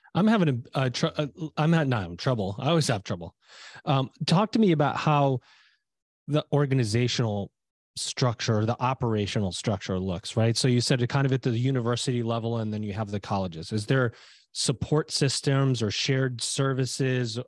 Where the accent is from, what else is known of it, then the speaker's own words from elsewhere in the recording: Liverpool, New York, United States; moved away; also born or lived in Syracuse, New York; I am originally from Syracuse, New York. It is where I was born, in Saint Joe's, in, it's in Syracuse, New York. It's where I grew up, in a little, a city called Liverpool, New York.